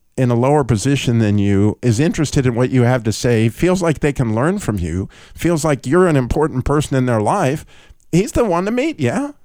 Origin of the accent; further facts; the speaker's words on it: United States; as an American